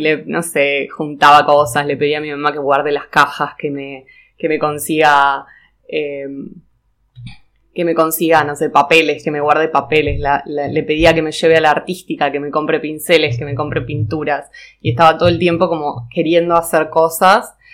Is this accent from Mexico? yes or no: no; Neuquén, Argentina; moved away as an adult; also born or lived in Cinco Saltos, Río Negro; now in Buenos Aires, Argentina; cuando tenía tres años nos mudamos a Neuquén. Eh, y bueno, viví en Neuquén hasta los 18